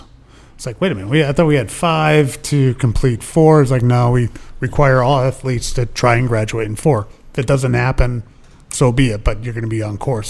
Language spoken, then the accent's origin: English; Eastern Pennsylvania, United States; also born or lived in Iowa / Wisconsin; now in Rhode Island, United States; I was born in the Midwest, Iowa, lived in Wisconsin for a little bit, but I mainly grew up in Pennsylvania.